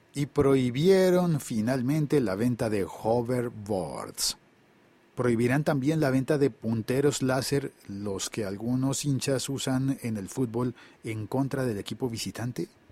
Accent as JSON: {"language": "Spanish", "country": "Colombia", "said": "en mi país, en Colombia"}